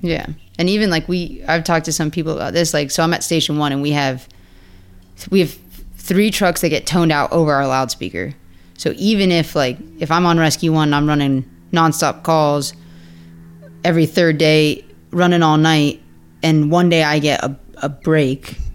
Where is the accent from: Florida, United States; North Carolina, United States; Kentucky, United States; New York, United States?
Florida, United States; Pembroke Pines; moved away as an adult; now in Ocala, United States; I'm from Pembroke Pines, Hollywood. I went to Flanagan High School down there. Um, I was born and raised in the same house, same neighborhood